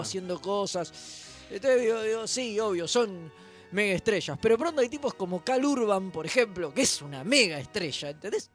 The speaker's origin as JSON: {"language": "Spanish", "country": "Argentina", "said": "éramos de Argentina"}